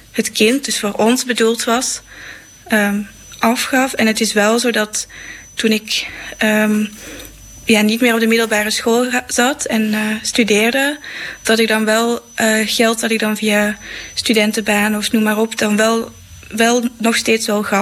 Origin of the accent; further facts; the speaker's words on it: Belgium; ik kom zelf uit België en het is nu in Nederland